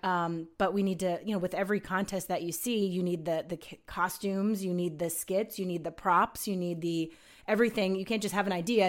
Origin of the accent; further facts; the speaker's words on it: Allentown, Pennsylvania, United States; moved away as an adult; now in Huntsville, United States; my hometown in Allentown, Pennsylvania